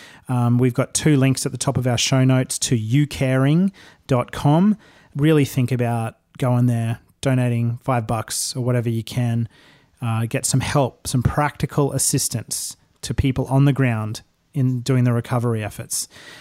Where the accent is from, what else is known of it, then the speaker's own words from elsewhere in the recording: Brisbane, Queensland, Australia; I'm from Brisbane myself